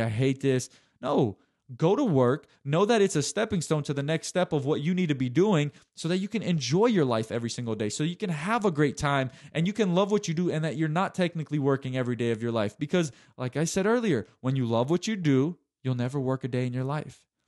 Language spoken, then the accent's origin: English; Chattanooga, Tennessee, United States; University of Tennessee Chattanooga, which is U T C here in my hometown